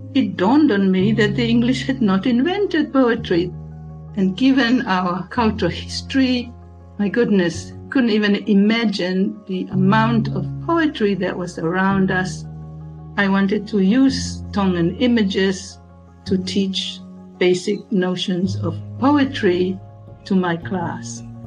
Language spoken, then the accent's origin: English; Tonga; first language Tongan; English is a second language; now in Suva, Fiji; I was born and raised in Tonga